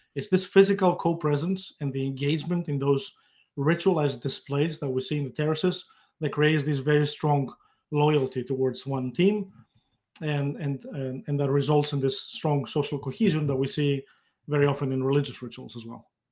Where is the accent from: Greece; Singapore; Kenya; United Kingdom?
Greece; moved away as an adult; now in United States; I grew up in Greece, uh, at a time just before the internet became, uh, available